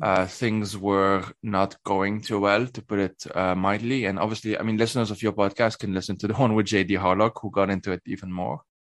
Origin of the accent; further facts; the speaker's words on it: Lebanon; moved away as an adult; now in Switzerland; I grew up in in Lebanon, uh, and I currently live in Switzerland.